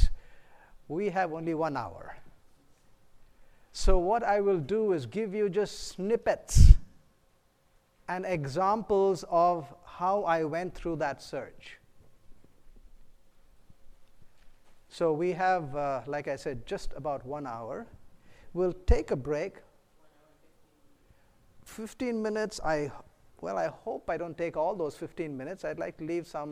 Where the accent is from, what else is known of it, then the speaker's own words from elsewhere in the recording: India; moved away; I'm originally from India, a physician